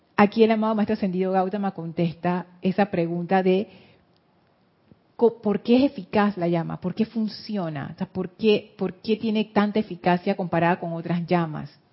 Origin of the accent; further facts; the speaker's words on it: Panama; eso nos marcó a nosotros como panameños